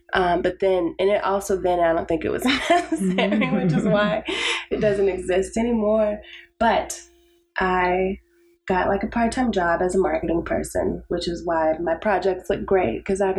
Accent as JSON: {"language": "English", "town": "Lubbock", "region": "Texas", "country": "United States", "also_born_or_lived": "Dallas", "said": "I'm from Lubbock, Texas"}